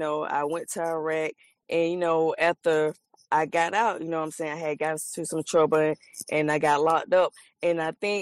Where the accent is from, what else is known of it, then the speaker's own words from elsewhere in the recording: Columbus, Georgia, United States; I'm from Columbus, Georgia